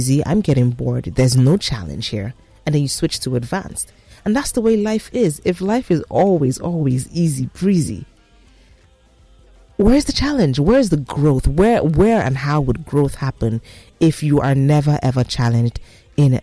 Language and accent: English; Nigeria; being a Nigerian, living in Nigeria